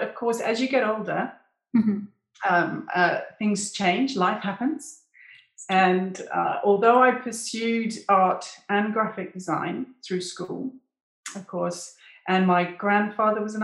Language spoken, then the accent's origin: English; United Kingdom; moved away as an adult; also born or lived in English Lake District; now in South of France, France; I'm British